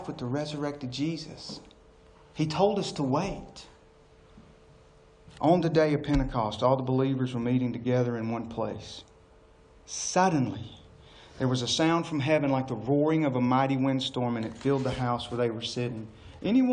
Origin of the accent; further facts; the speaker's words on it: Tullahoma, Tennessee, United States; I'm from Coffee County. I'm from Tullahoma.